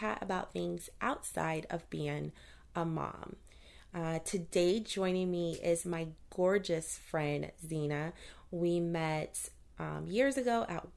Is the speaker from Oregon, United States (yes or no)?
no; Central Florida, United States; also born or lived in Baton Rouge, Louisiana; I grew up in Central Florida